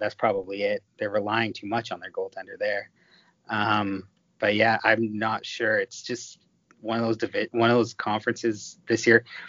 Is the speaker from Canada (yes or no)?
yes; Toronto, Ontario, Canada; I'm from Toronto. I grew up around the OHL.